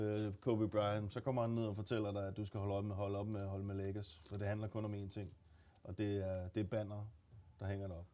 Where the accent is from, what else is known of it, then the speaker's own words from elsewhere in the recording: Gladsaxe, Capital Region of Denmark, Denmark; Jeg er fra Gladsaxe